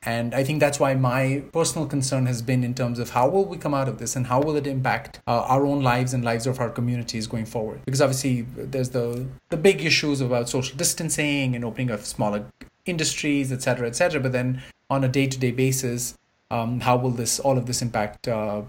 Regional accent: India; now in Canada; having grown up in privilege in a country where medical services are differently offered. So I grew up

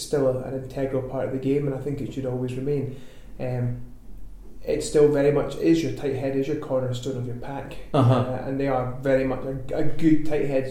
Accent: Ellon, Scotland, United Kingdom; moved away as an adult; also born or lived in Edinburgh; I grew up in Ellen, just north of Aberdeen

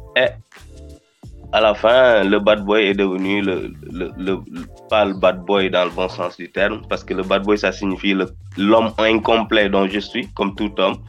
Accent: Rufisque, Dakar, Senegal; first language Wolof; French is a second language; je suis, un simple gosse de Rifusque, Dakar

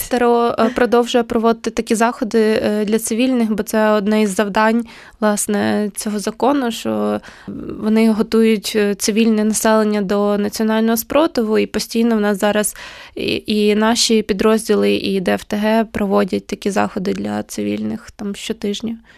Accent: Ukraine; moved away; в моєму рідному місті

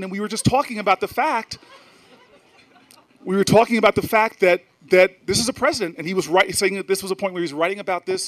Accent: New Jersey, United States; I'm from Jersey, where we keep it real.

